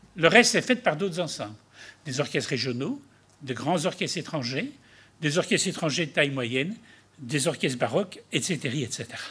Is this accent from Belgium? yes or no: yes; Belgium; nous, en Belgique